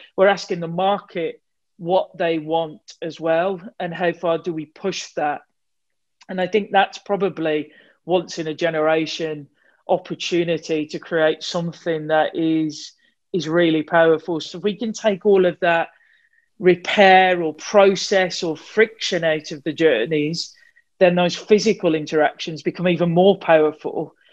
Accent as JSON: {"language": "English", "town": "Wolverhampton", "region": "West Midlands", "country": "United Kingdom", "accent": "Wolverhampton", "said": "my Wolverhampton accent"}